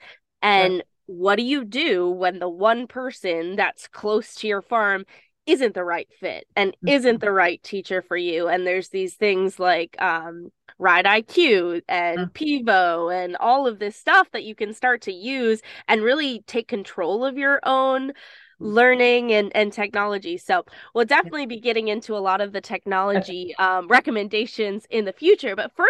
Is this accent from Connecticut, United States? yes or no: no; Maryland, United States; now in Chester County, Pennsylvania, United States; I grew up in Maryland